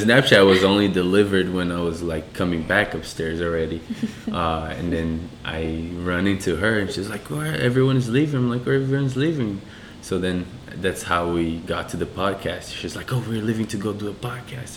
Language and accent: English; São Paulo, Brazil; moved away as an adult; also born or lived in Washington, United States; now in United States; I'm from Brazil, Sao Paulo. Um, I grew up in a very, very poor area of Brazil.